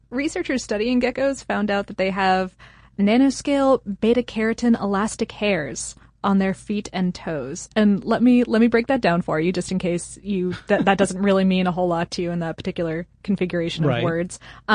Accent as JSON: {"language": "English", "town": "Akron", "region": "Ohio", "country": "United States", "tie": "born there", "said": "I was born in Akron, so I needed to point it out."}